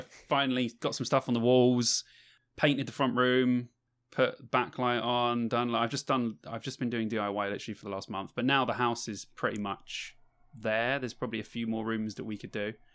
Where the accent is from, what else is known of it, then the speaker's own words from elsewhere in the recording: London, United Kingdom; moved away; I am from London